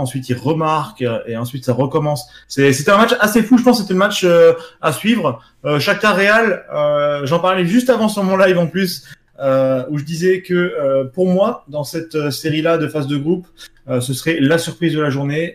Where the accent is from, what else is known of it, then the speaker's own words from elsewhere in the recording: France; en tant que Français